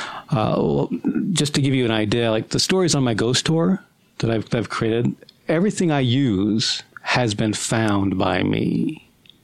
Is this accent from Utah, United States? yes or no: yes; Vineyard, Utah, United States; I was born in Vineyard, Utah